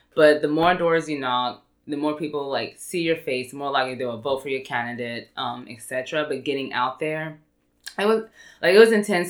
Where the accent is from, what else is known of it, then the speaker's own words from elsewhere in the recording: Irving, Texas, United States; I grew up in Irving.